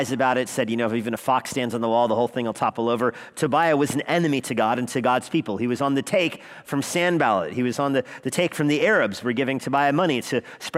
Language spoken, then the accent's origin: English; Albuquerque, New Mexico, United States; moved away as an adult; I grew up in Albuquerque, never spent much time away from it